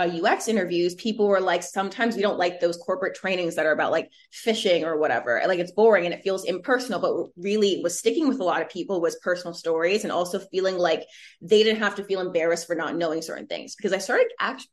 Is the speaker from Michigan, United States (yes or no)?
no; New York City, New York, United States; also born or lived in Connecticut; born and raised in Brooklyn, New York. My family's Caribbean, so I'm first gen